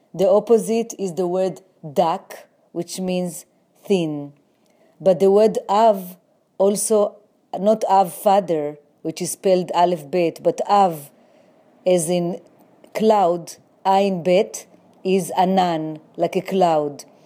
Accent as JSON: {"language": "English", "town": "Jerusalem", "region": "Jerusalem District", "country": "Israel", "tie": "born or raised there", "also_born_or_lived": "New York City", "moved": "yes", "lives_now": "New York, United States"}